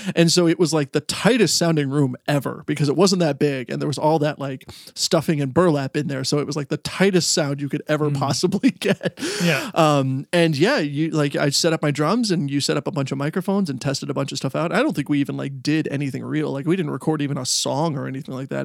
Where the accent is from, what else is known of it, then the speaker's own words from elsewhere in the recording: Stratford, Ontario, Canada; now in Michigan, United States; I grew up in Stratford, Ontario, and now I live in uh, Michigan.